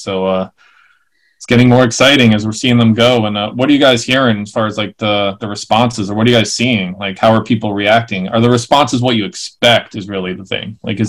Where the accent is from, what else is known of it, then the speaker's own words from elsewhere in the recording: New York, United States; now in San Francisco, United States; Growing up in New York